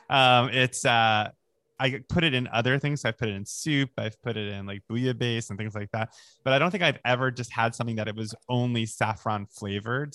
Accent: Long Island, New York, United States; where I grew up on Long Island

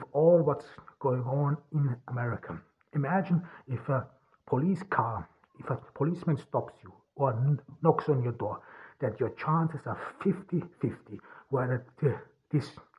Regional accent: Turkey; also born or lived in Austria; here in Turkey, even here in my hometown

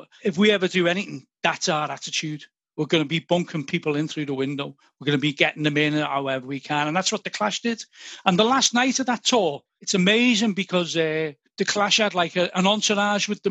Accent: Liverpool, North West England, United Kingdom

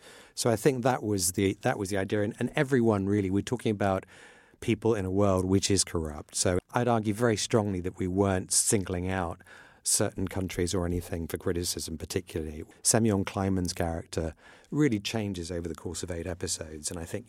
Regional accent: Iran; It's something I grew up in Iran, which was very tolerant of all religions and actually was very, at the time, very friendly with Israel.

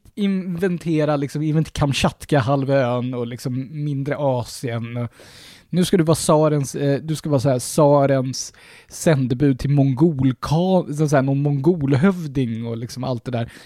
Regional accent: Sweden; vi svenskar

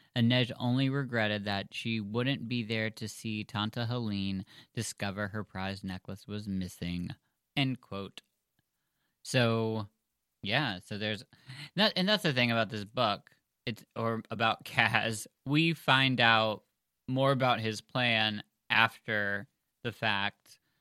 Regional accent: United States; We're American

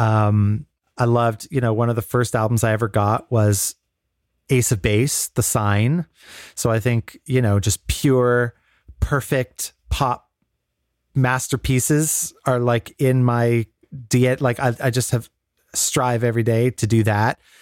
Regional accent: Canada; growing up in Canada.

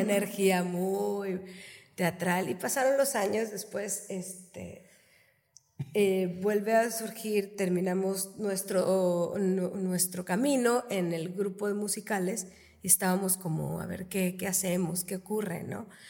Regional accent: Reynosa, Tamaulipas, Mexico; Yo también soy orgullosamente reinocense, tamaulipeca de hueso colorado

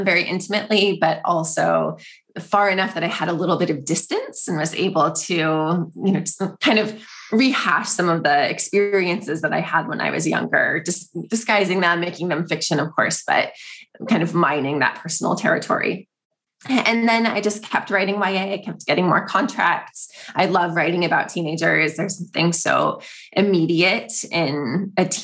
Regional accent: East Bay, San Francisco Bay Area, California, United States; now in San Francisco, United States; I have always lived in the Bay Area. So I grew up on the east side

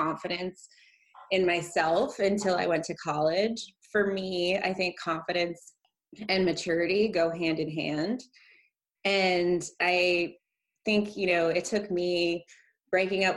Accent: outside of Baltimore, horse country Maryland, United States; moved away as an adult; also born or lived in New Orleans; now in Houston, United States; I'm from outside of Baltimore, and I grew up kind of what I would call like horse country Maryland, and went to school in the suburbs of Baltimore

